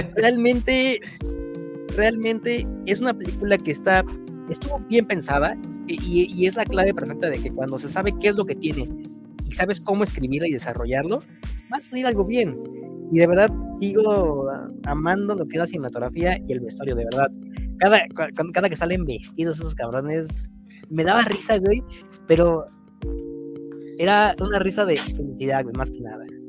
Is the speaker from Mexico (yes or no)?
yes; Mexico; siendo mexicano